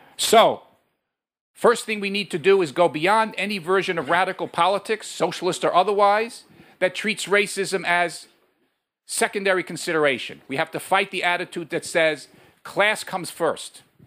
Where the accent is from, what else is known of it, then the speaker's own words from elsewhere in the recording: New York, United States; now in Chicago, United States; I come from New York originally, but I live now in Chicago